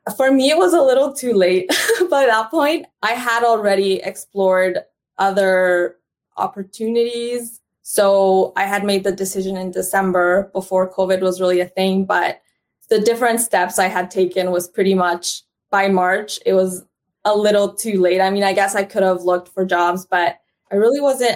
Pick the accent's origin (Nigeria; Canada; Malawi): Canada; also born or lived in Honduras / United States; I was born in Honduras, and then I immigrated to Canada as a young girl, and now I live between Canada and United States